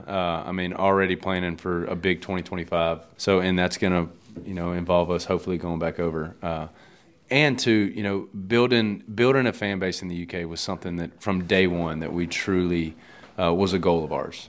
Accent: Louisiana, United States; growing up in Louisiana

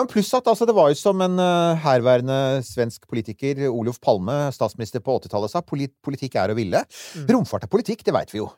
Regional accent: Eiksund, Møre og Romsdal, Norway; omtrent på hjemstedet mitt på Sunnmøre, Eiksund, i Ulstein kommune.

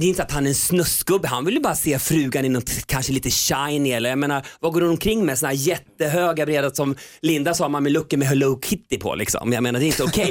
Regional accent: Köping, Västmanland, Sweden; moved away; jag var mobbad själv i hela min uppväxt i Köping

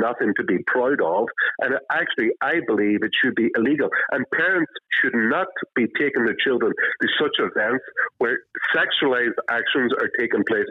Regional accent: Derry, Northern Ireland, United Kingdom; I grew up in Derry during the Troubles.

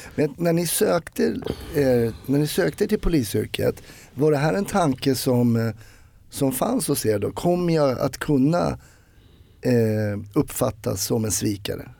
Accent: Sweden; jag växt, växte upp i Sverige

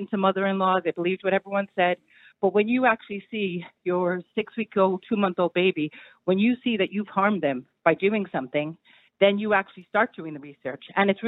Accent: New York, United States; I'm from New York, yeah.

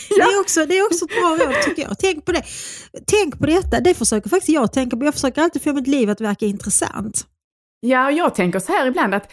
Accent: Skåne, Sweden; Skåne. Min man som ju inte mm. är skåning utan är eh, född i Stockholm

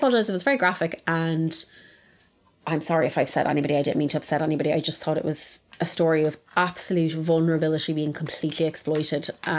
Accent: Ireland; because we're Irish, as we were just saying.

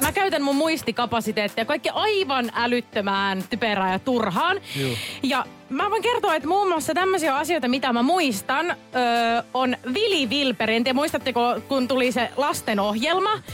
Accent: Savo, Finland; moved away; Mäkin on ihan alun perin Savosta kotoisin, joten savolaiset pitää yhtä

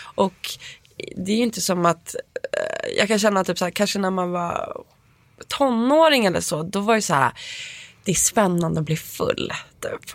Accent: Stockholm, Stockholm County, Sweden; moved away; jag är uppväxt på Östermalm

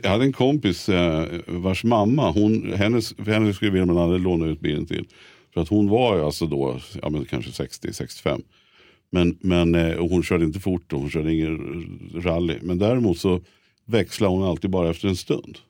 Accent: Stockholm, Stockholm County, Sweden; vi som är stockholmare

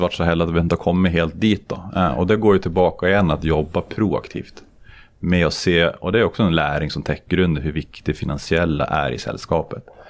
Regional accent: Sweden; moved away as an adult; now in Norway; jag som svensk i Norge

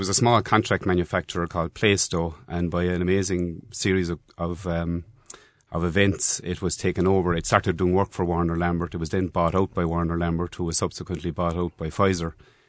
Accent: Bear Island, Ireland; I grew up in Bear Island. My mother was local primary school teacher.

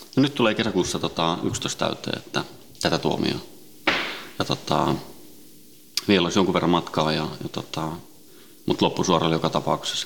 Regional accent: Helsinki, Uusimaa, Finland; also born or lived in Sweden; alun perin Ruotsista lähtöisin ja, ja tota, Ruotsin lähiössä kasvanut ja syntynyt ja, ja tota, viisivuotiaana noin tultiin Suomeen, Itä-Helsinkiin

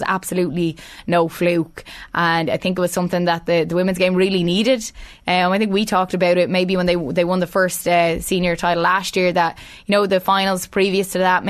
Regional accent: Leinster, Ireland; no matter where I go and I say I'm from Meath, they say, geez, the women are some team

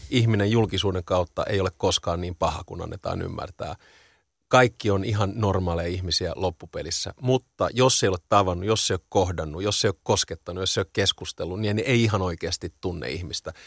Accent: Helsinki, Uusimaa, Finland; mä oon ihan kaksikielinen, varttunut betoni kerrostalossa tuon Lövös Lehtisaaressa

